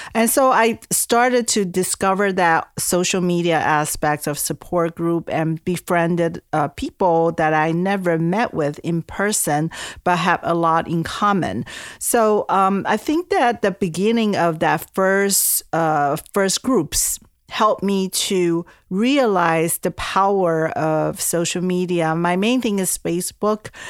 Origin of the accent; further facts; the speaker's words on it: Taiwan; English is a second language; moved away as an adult; also born or lived in California, United States / East Coast, United States; now in United States; I'm originally from Taiwan. I came to the U S when I was eighteen years old for college